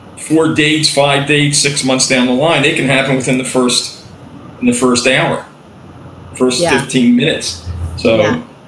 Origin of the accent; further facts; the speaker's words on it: East Coast, United States; I'm from the East Coast